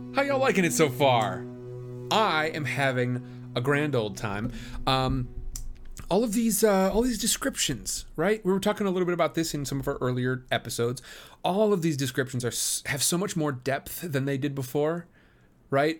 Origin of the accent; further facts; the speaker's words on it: Midwest, United States; now in Southern California, United States; I'm from the Midwest where we get plenty of, of, uh, plenty of rain. Um, and now I live over in Southern California